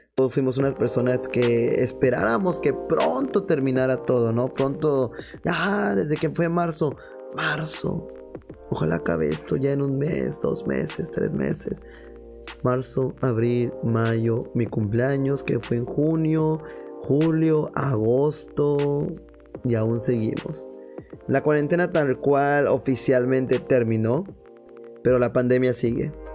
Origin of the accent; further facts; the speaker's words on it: Mexico; como buenos mexicanos